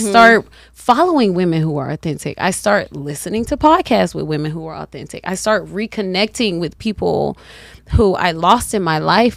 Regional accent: the South, United States; accent: southern

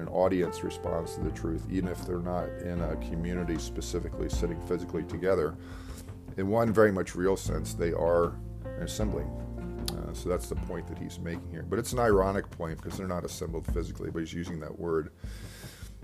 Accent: Devon, Pennsylvania, United States; also born or lived in Westchester; I was back in my hometown, Devon, for a bit, living

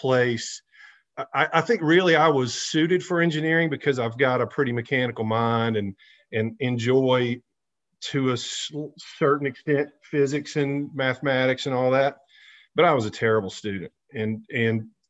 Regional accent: Center Point, Alabama, United States; I grew up over in Centerpoint, went to Hewitt Trustful High School here locally

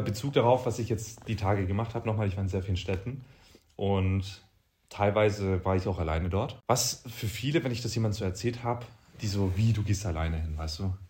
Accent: Böbingen, Baden-Württemberg, Germany; in Böbingen, da wo ich herkomme

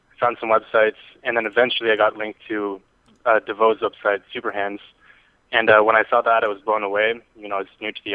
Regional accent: Canada; accent: Canadian; my Canadian accent

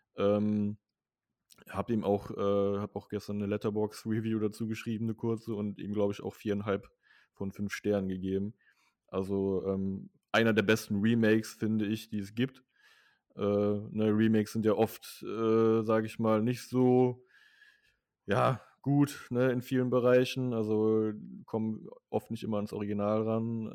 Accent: near Mönchengladbach, North Rhine-Westphalia, Germany; hier in meinem Heimatort

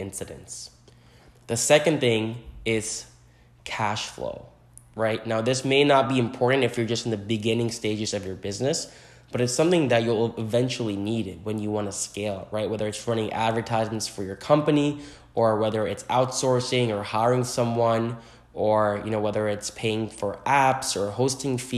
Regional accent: New Jersey, United States; now in New York City, United States; I am from New Jersey originally, currently residing in New York City

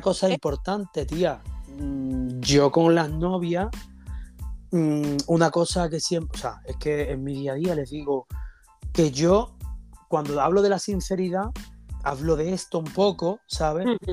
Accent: Andalusia, Spain; moved away; volver a mi tierra, volver a Andalucía.

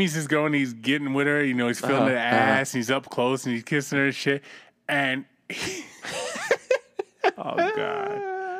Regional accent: East Coast, United States; I'm from the East Coast.

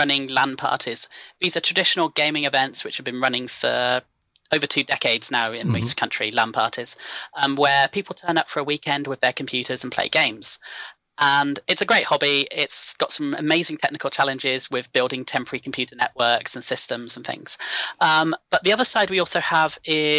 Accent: Gloucestershire, South West England, United Kingdom; And Fastos is in my hometown. I grew up in Gloucestershire. It's where I'm from.

